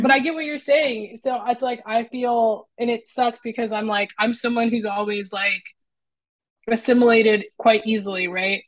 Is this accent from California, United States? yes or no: yes; Los Angeles, California, United States; now in Portland, United States; I'm from Southern California, so LA in that area